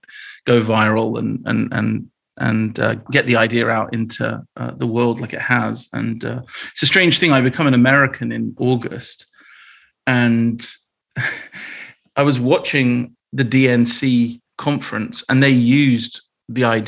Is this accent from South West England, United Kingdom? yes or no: yes; Bristol, South West England, United Kingdom; I grew up in Bristol in the UK